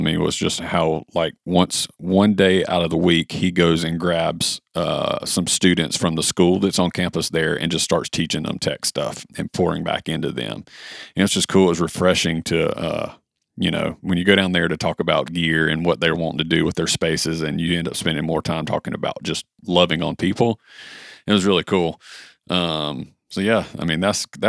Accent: United States; a white boy from America

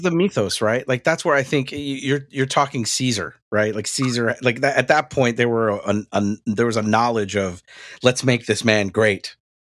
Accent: the South, United States; growing up in the South

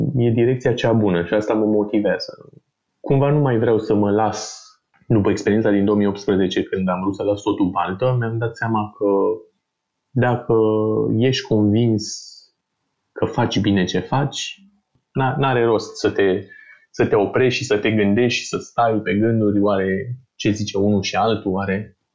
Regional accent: Bucharest, Romania; sunt din București de mult, eu și familia mea

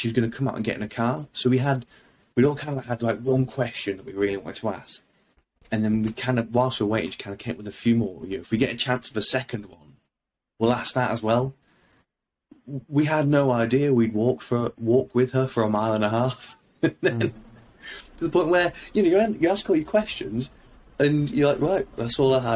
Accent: United Kingdom; I'm not Ukrainian. I'm a Brit.

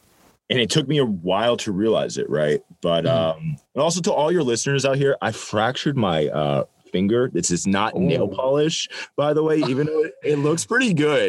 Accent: Ireland; And I'm an Irish guy. I was like, fuck therapy.

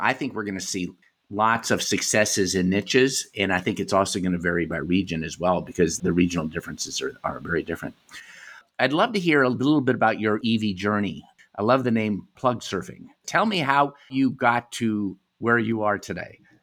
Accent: United States; moved away as an adult; also born or lived in Europe; Having lived in Europe and, you know, growing up in America

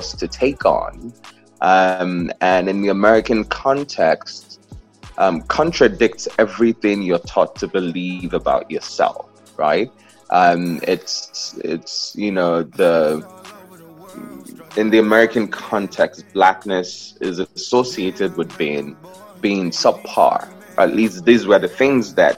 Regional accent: South East, Nigeria; moved away as an adult; now in New York, United States; I was born in Nigeria. I'm the fourth of 6 children in 5 countries

